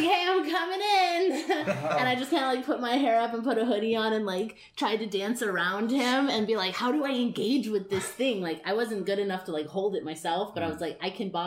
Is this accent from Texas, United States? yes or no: yes; Austin, Texas, United States; moved away as an adult; now in California, United States; I grew up in Texas, and I never thought that I would be living in California performing on stages in Hollywood for a living